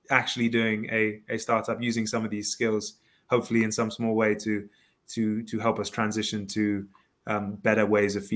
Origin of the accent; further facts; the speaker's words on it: Kenya; also born or lived in South Africa / Ivory Coast; I, I, grew up in africa um, Kenya, South Africa, the Ivory Coast, sort of traveled around.